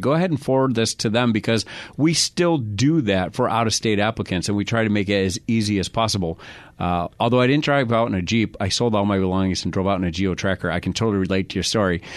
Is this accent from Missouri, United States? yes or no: no; New York, United States; now in Arizona, United States; I'm from New York